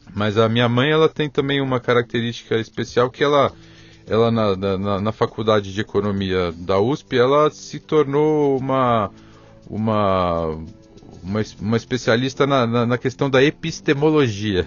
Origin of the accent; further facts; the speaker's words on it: São Paulo, Brazil; nasci aqui em São Paulo, sou Isso. paulistano sou um paulistano realmente convicto